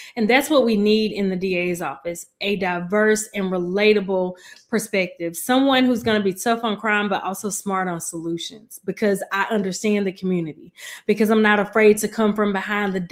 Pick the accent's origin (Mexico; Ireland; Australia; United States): United States; Mobile, Alabama; also born or lived in Huntsville, Alabama / Nashville, Tennessee; I am from Mobile, Alabama, born and raised in Tomanville